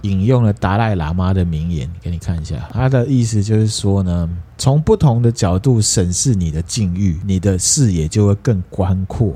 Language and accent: Chinese; Taiwan; 对我们台湾人有用的事情